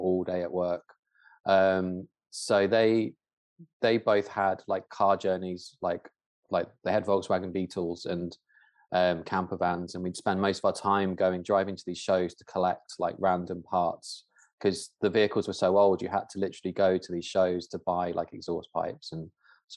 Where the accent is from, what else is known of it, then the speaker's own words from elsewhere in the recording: Dorset, South West England, United Kingdom; where I grew up in Dorset